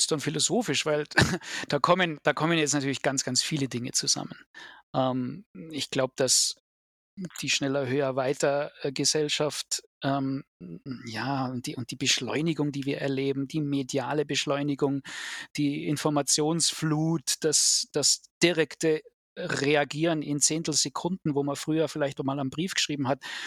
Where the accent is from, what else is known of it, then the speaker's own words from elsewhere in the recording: Germany; hier bei uns in Deutschland